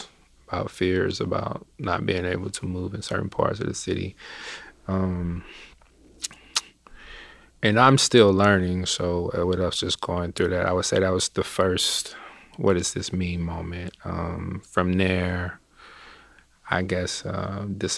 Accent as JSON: {"language": "English", "town": "Chattanooga", "region": "Tennessee", "country": "United States", "tie": "born or raised there", "said": "I am originally from Chattanooga, Tennessee"}